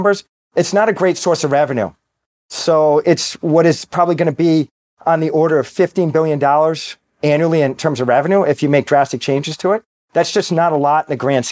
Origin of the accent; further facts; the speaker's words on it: Boston, Massachusetts, United States; I'm from Boston. I'm a Red Sox fan